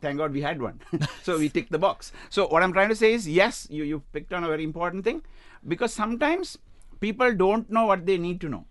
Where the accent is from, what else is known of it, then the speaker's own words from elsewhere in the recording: Sri Lanka; now in United Arab Emirates; I come from Sri Lanka